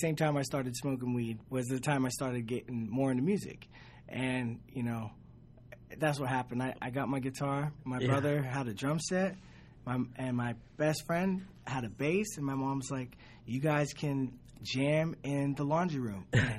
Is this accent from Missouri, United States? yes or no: no; Santa Cruz, California, United States; Santa Cruz, California.